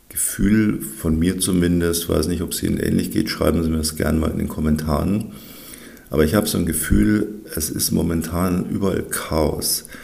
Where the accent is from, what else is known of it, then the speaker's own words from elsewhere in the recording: Bavaria, Germany; Also was die im Norden so Hitzewelle nennen. Das ist bei uns in Bayern dann eher Frühsommer.